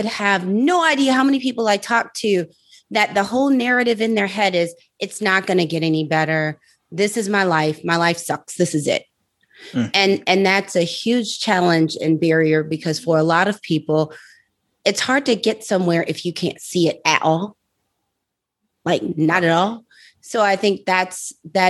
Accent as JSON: {"language": "English", "town": "St. Louis", "region": "Missouri", "country": "United States", "moved": "yes", "lives_now": "Atlanta, United States", "said": "I'm originally from St. Louis, Missouri"}